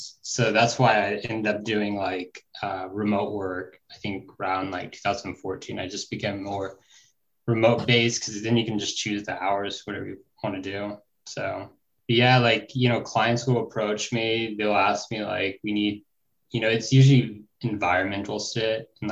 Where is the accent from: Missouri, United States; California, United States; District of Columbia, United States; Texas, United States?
California, United States; Northern; I grew up like in Northern California